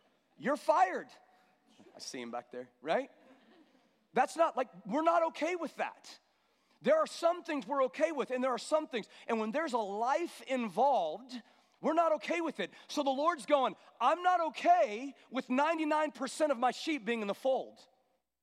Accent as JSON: {"language": "English", "country": "United States", "said": "as American Christians"}